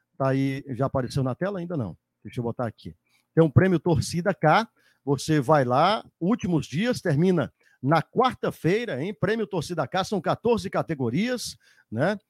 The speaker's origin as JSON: {"language": "Portuguese", "region": "Northeast Region", "country": "Brazil", "said": "do nosso Nordeste"}